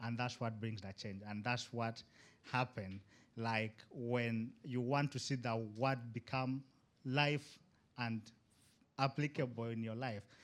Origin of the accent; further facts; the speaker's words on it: Uganda; moved away as an adult; now in Istanbul, Turkey; I'm from Uganda